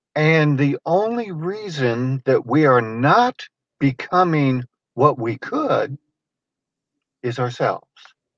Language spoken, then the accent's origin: English; California, United States; born there; I was born in California, and we actually, after that, lived there a couple of more times. But I really don't consider myself a Californian.